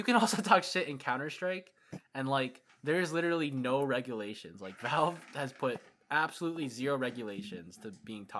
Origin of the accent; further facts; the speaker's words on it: Minnesota, United States; born there; now in Washington, United States; I was born in Minnesota and I came over to Washington.